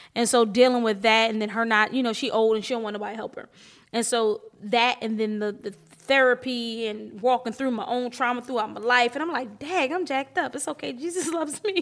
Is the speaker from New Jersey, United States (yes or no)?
yes; Atlantic City, New Jersey, United States; I was born in Atlantic City. My mom li-, lives in Atlantic City.